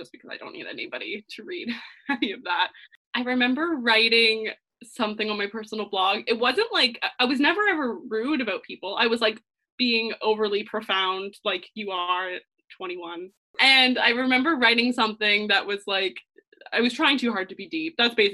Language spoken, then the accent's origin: English; near Toronto, Ontario, Canada; also born or lived in London, United Kingdom; born and raised in Ontario, Toronto. I'm slightly outside of Toronto